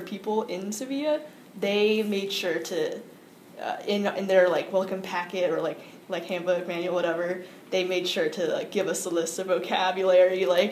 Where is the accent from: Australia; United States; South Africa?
United States; I'm an American